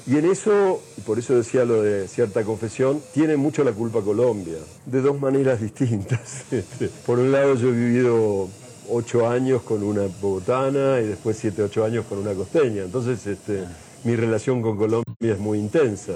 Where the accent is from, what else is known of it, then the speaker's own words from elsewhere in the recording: Argentina; yo como argentino no era latinoamericano. Los argentinos no éramos latinoamericanos cuando yo era chico